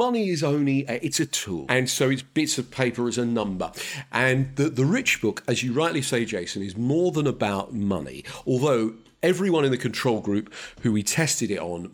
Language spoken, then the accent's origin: English; London, United Kingdom; I am a bloke from North London